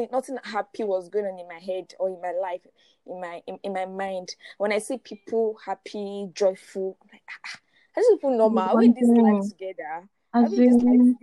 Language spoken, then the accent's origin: English; Ilorin, Kwara, Nigeria; I grew up in Ilorin